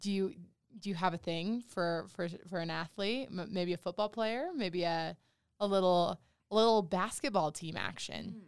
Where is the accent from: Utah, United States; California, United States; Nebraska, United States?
Utah, United States; Monticello; I am from Monticello